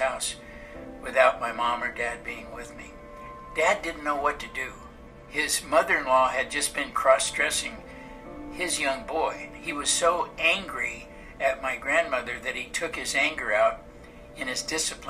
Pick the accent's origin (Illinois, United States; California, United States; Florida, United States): California, United States; Los Angeles; I was born and raised in Los Angeles, California.